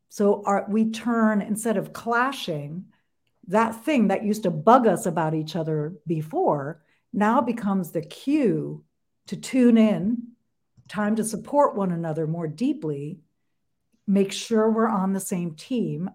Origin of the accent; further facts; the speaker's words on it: New York, United States; I'm from New York